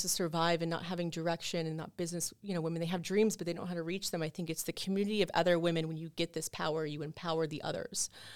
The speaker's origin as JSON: {"language": "English", "area": "Brevard County", "region": "Florida", "country": "United States", "moved": "as an adult", "lives_now": "Orlando, United States", "said": "I'm from Brevard County"}